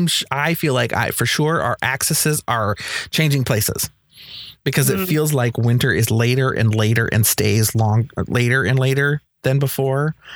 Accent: Minnesota, United States; born or raised there

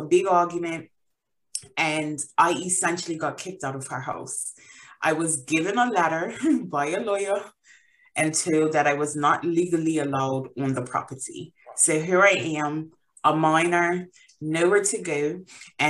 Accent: Bermuda; moved away as an adult; now in England; So I am originally from Bermuda. I was born and raised there. I moved to England about 8 years ago

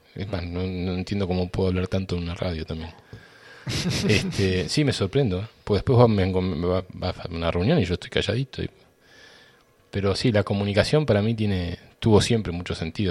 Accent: Boulogne Sur Mer, Buenos Aires Province, Argentina; also born or lived in Río Tercero, Córdoba, Argentina; yo tenía tres años y nos mudamos de Río Tercero a, a Boulogne, un barrio de San Isidro

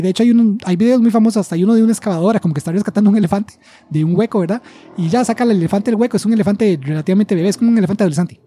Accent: Costa Rica

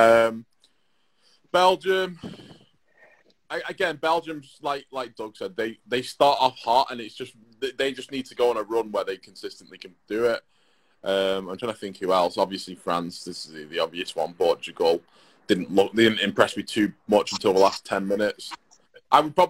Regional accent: England, United Kingdom

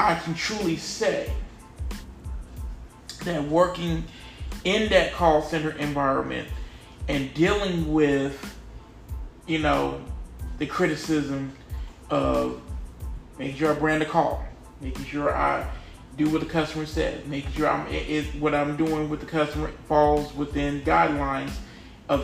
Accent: North Carolina, United States; I was born in North Carolina

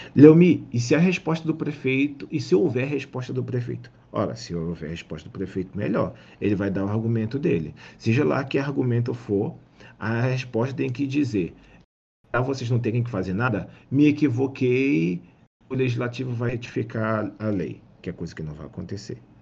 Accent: Rio de Janeiro, Brazil; Eu, como carioca

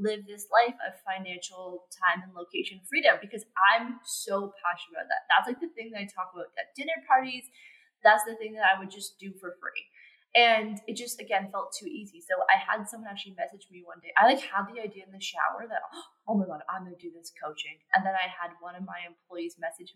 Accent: Canada; I'm from Canada

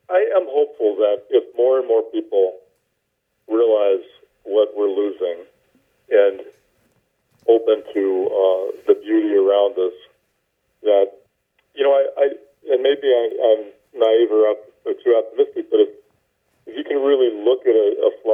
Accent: the American South, United States; I grew up in the American South

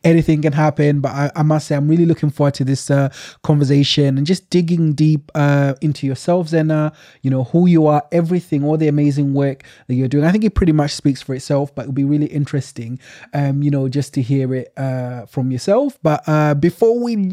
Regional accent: Sheffield, Yorkshire and the Humber, United Kingdom; I'm from Sheffield myself. I grew up in Sheffield

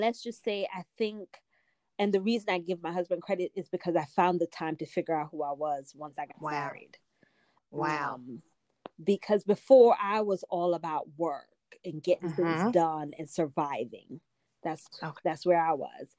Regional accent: Jamaica; also born or lived in New York; now in United States; I grew up in Jamaica, came to the US. I lived in New York for a while.

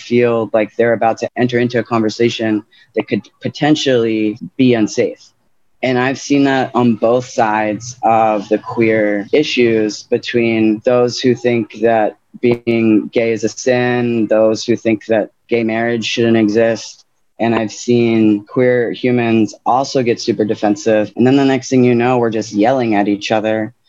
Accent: New Orleans, Louisiana, United States; moved away; also born or lived in Lafayette, Louisiana; growing up in New Orleans

